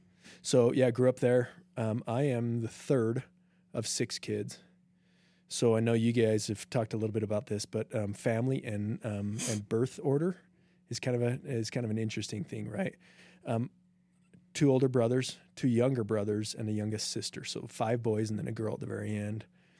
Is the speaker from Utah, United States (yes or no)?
yes; Logan, Utah, United States; I grew up in Logan.